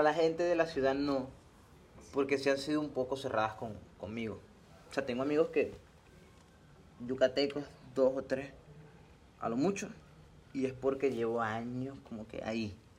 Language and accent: Spanish; Venezuela; now in Mérida, Mexico; me preguntan, oye, pero tú de dónde eres, de Venezuela